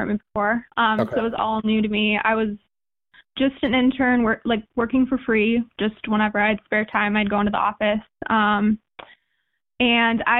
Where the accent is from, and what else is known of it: Madison, United States; also born or lived in Oregon / Indiana